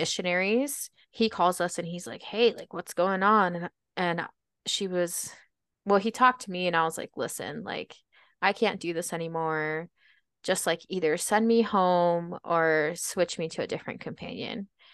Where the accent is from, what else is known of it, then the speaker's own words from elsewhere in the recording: Baltimore, Maryland, United States; now in Utah, United States; I was born and raised in Baltimore, Maryland